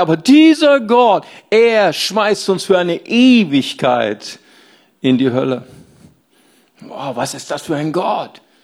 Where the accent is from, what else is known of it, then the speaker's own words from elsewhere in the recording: Rhineland, Germany; Ich komme aus dem Rheinland